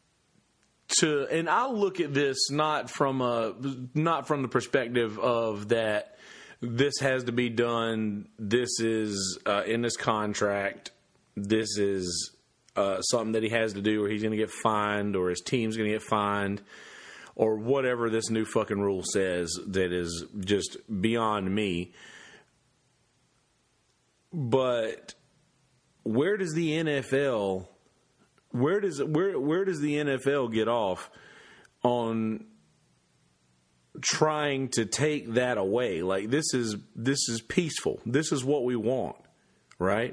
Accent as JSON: {"language": "English", "country": "United States", "said": "I'm an American"}